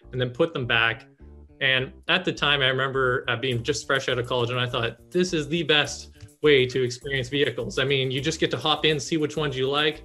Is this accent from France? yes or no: no; Canada; moved away; also born or lived in North Carolina; I was originally from Canada, moved down to North Carolina.